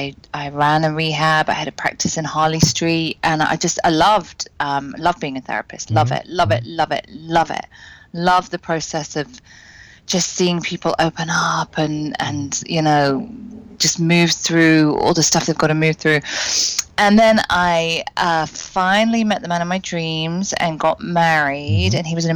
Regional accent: Cambridge, East of England, United Kingdom; And you know, obviously I'm British, and in the UK.

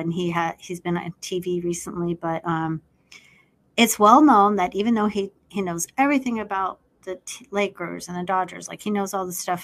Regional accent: Los Angeles, California, United States; where I'm from, Los Angeles

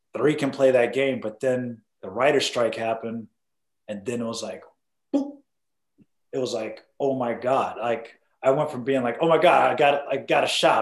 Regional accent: Boston, Massachusetts, United States; moved away; also born or lived in New York; I'm originally from Boston, mm-hmm. Massachusetts

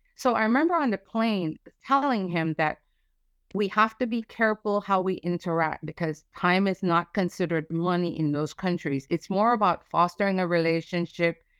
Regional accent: United States; as American

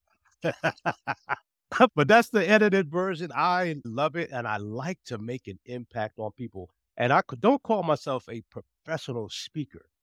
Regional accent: New Jersey, United States; moved away as an adult; also born or lived in Fort Meade, Maryland; now in Virginia, United States; when I was growing up in New Jersey, I was not encouraged to be involved with the community

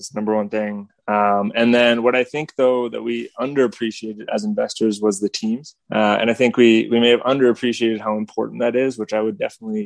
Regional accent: just outside of Toronto, Ontario, Canada; moved away as an adult; also born or lived in San Francisco; I grew up just outside of Toronto in Canada

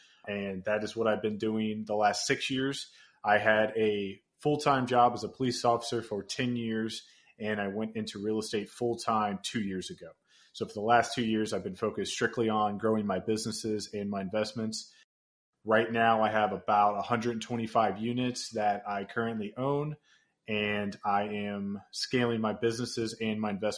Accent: Cincinnati, Ohio, United States; So I was born and raised here in Cincinnati.

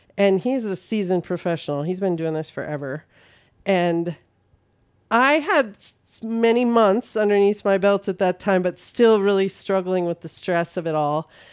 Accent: North Dakota, United States; moved away as an adult; now in Saint Cloud, United States; I am from North Dakota originally, but I live in Saint Cloud for the last twenty-four years.

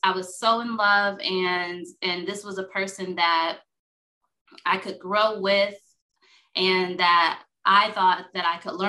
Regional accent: Las Vegas, Nevada, United States; also born or lived in Chicago; I am originally from Las Vegas

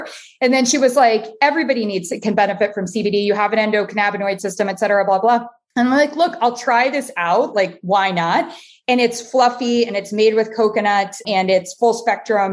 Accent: Columbus, Ohio, United States; moved away; also born or lived in Ann Arbor, Michigan; I'm a Midwest girl. I was born in Ann Arbor, Michigan. I grew up in Columbus, Ohio

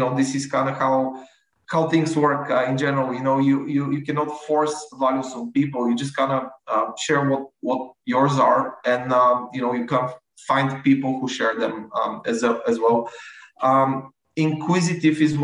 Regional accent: Bulgaria; I'm from Bulgaria, where the big part of operations are located.

